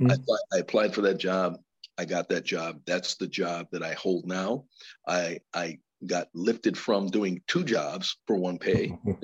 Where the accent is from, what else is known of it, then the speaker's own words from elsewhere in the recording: New Haven, Connecticut, United States; I ran that program in Bridgeport because I'm from New Haven and I really wanted a challenge.